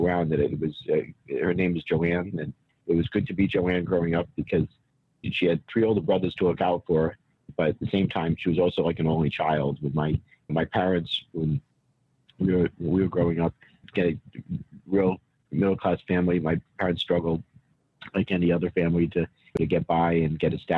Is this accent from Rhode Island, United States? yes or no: yes; Warwick, Rhode Island, United States; Warwick, Rhode Island is my hometown. Born and raised there. I still live in Warwick.